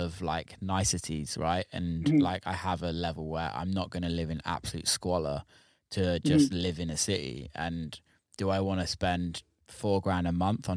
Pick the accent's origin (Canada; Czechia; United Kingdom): United Kingdom; England; moved away as an adult; now in United States; growing up in England